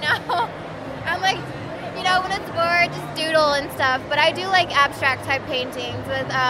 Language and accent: English; Tampa, Florida, United States; I'm from Florida, Tampa Bay.